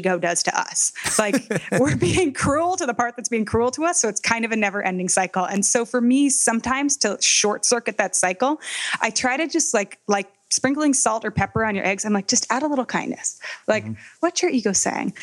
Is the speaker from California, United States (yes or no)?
yes; Palo Alto, California, United States; we were growing up in Palo Alto in California